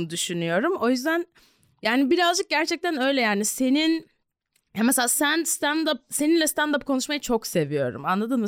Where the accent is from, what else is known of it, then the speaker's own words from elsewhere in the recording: Ankara, Turkey; çocukluğumu burada geçirdim ama Ankara'da bayağı fanusta büyüdüm